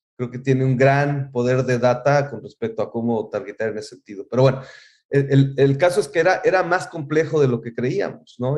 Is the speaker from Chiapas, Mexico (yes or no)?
no; Mexico City, Mexico; moved away as an adult; now in United States; yo creciendo en México, pues sí, este, alguna vez fui con toda mi familia a Pátzcuaro y lo vivimos, increíble, pero volvía yo a la Ciudad de México